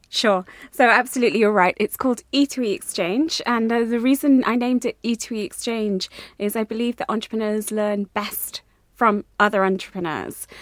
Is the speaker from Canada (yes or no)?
no; India; now in England, United Kingdom; an Indian going to China, living in England, born in India